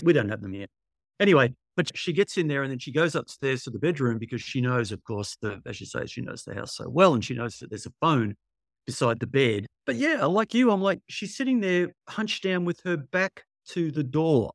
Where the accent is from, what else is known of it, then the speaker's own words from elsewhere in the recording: Australia; I'm from Australia